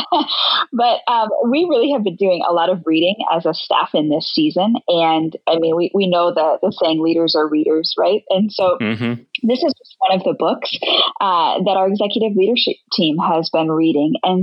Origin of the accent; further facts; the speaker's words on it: Latrobe, Pennsylvania, United States; moved away; my family still lives there, and my dad's the executive pastor at Charter Oak Church, and I grew up in that church